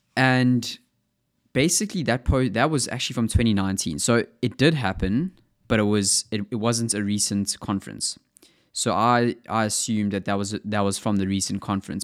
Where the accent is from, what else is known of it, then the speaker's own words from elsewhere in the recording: South Africa; accent: South African; my South African accent